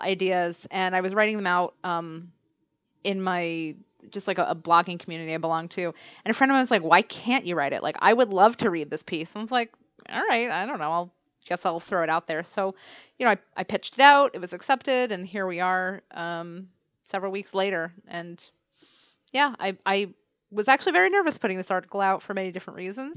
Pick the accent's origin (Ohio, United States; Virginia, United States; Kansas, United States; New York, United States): New York, United States; now in Cambridge, United States; I'm actually from New York